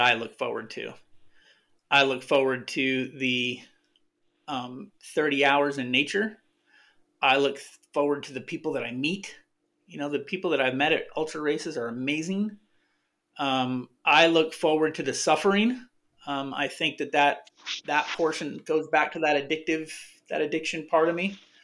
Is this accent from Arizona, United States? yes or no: yes; Arizona, United States; I'm from Arizona